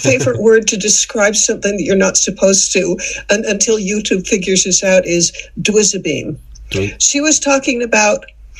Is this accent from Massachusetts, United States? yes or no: yes; Boston, Massachusetts, United States; I grew up in Boston.